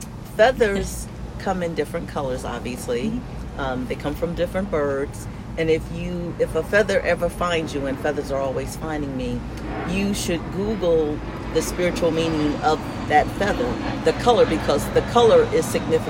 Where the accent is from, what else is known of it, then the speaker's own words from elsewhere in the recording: Philadelphia, Pennsylvania, United States; I grew up in, well, a lot of places. But my formative years, teenage years, I grew up in Philadelphia.